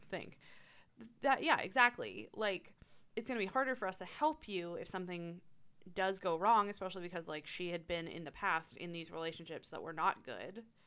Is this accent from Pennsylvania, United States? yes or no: yes; Tyrone, Pennsylvania, United States; now in Altoona, United States; When I was growing up in Tyrone